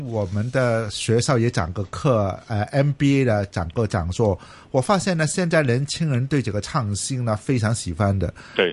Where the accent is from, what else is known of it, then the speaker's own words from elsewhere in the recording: Hong Kong; 我是香港人